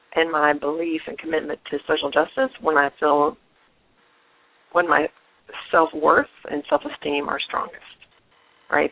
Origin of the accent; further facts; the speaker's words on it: North Carolina, United States; I grew up in North Carolina